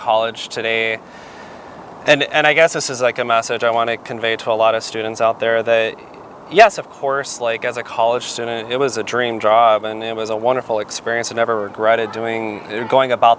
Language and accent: English; Arizona, United States; moved away as an adult; also born or lived in New York; my home state, which is Arizona